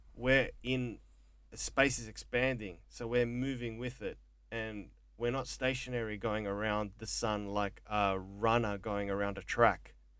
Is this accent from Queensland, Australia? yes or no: no; Melbourne, Victoria, Australia; also born or lived in Mornington Peninsula, Victoria; a fucking wog growing up in Coburg that never finished algebra in high school